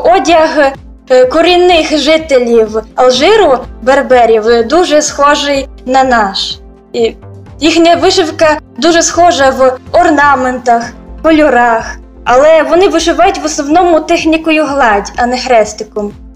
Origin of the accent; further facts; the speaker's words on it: Ukraine; first language Ukrainian; moved away as an adult; now in Algeria; Ми думаємо моєю рідною мовою, а це українська